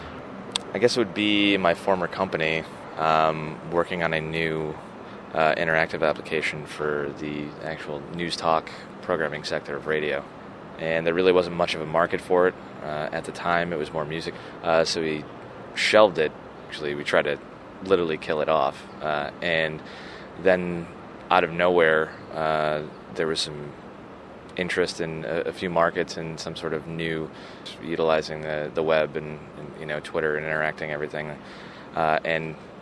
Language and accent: English; Rochester, New York, United States; I'm from Rochester, New York